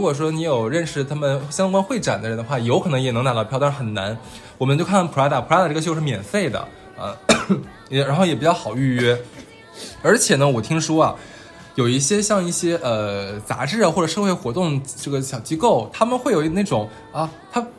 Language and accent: Chinese; Northeast China, China; 我们东三省